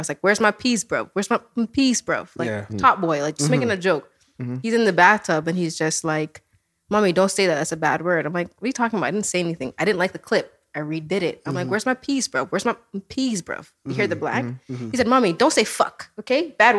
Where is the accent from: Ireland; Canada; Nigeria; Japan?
Canada; Toronto, Ontario; I'm from Toronto, Scarborough.